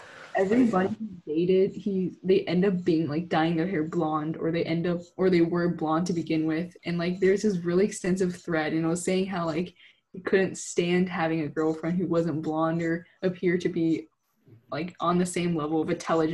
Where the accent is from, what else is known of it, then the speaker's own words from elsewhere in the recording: United States; we grew up in America.